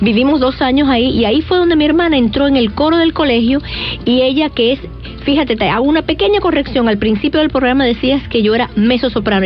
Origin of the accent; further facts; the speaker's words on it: Havana, Cuba; now in Miami, United States; soy cubana, de La Habana.